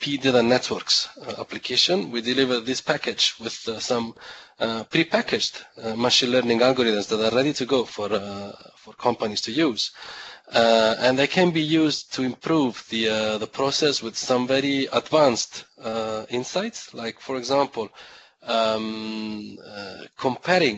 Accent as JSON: {"language": "English", "country": "Italy", "tie": "born or raised there", "said": "I was born in Italy."}